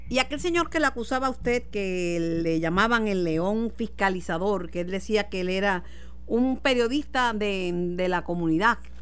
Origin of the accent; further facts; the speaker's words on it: Mayagüez, Puerto Rico; En mi pueblo, querido de Mayagüez